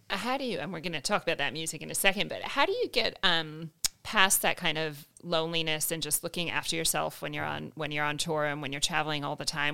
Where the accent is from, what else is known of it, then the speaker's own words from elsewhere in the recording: United States; I'm obviously American